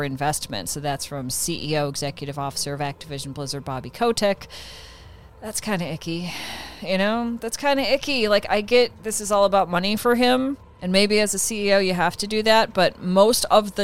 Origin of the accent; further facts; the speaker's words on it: Midwest, United States; I grew up in the Midwest